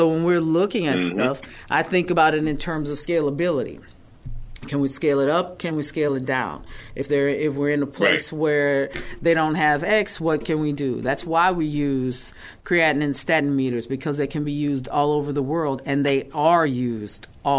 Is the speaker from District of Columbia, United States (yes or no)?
no; Texas, United States; who we are as Black people, as Texans